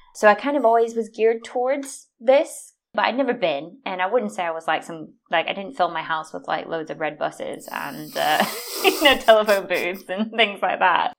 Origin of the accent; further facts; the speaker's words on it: United States; moved away as an adult; now in United Kingdom; I tend to only tell people I'm American